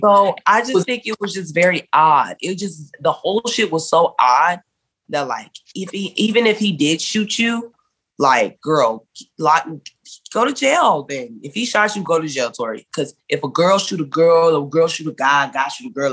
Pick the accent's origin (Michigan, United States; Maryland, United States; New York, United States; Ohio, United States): Michigan, United States; Detroit; I'm from Detroit